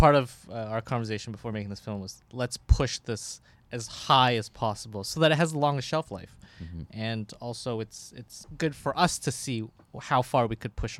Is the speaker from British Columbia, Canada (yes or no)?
no; Toronto, Ontario, Canada; I'm from North York.